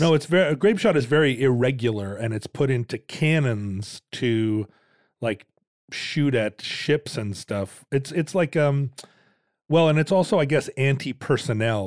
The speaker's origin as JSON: {"language": "English", "town": "Shoreline", "region": "Washington", "country": "United States", "tie": "born or raised there", "also_born_or_lived": "Lake Forest Park, Washington", "said": "When I was a little kid, we lived up in Shoreline here in Washington"}